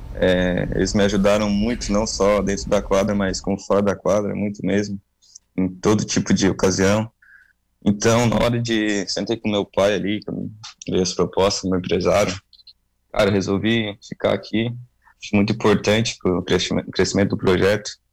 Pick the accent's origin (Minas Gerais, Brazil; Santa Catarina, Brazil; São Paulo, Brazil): Santa Catarina, Brazil; Lauro Müller; also born or lived in Urussanga; now in Tubarão, Brazil; Mas, eu sou natural de, de Lauro Miller, mas cresci ali, vivi em Lauro Miller